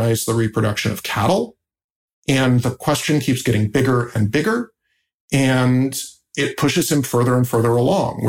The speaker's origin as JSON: {"language": "English", "region": "Indiana", "country": "United States", "tie": "born or raised there", "said": "I grew up in Indiana"}